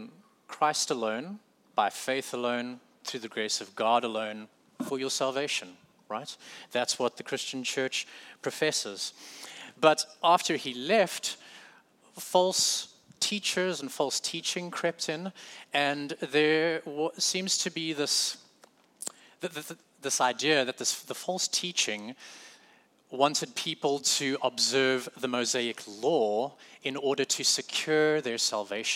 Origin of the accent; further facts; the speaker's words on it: South Africa; moved away as an adult; now in United States; I'm from South Africa